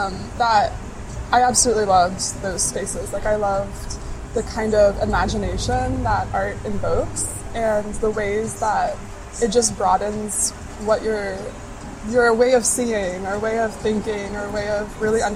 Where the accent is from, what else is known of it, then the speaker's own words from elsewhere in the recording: Houston, Texas, United States; growing up in Houston, we have really amazing art institutions.